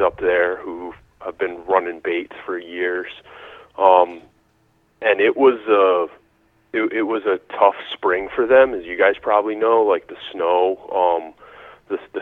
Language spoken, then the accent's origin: English; Eastern Connecticut, United States; also born or lived in Rhode Island / New York City; now in Upstate New York, United States; I grew up in New England, in like Eastern Connecticut.